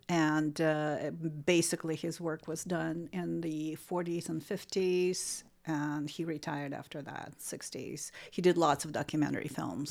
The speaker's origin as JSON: {"language": "English", "region": "Saint Petersburg", "country": "Russia", "tie": "born or raised there", "moved": "as an adult", "lives_now": "United States", "said": "I am from Saint Petersburg, Russia"}